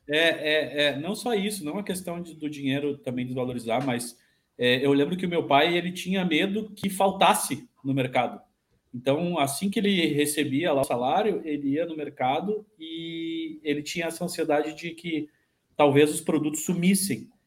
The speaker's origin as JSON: {"language": "Portuguese", "country": "Brazil", "said": "eu sou brasileiro"}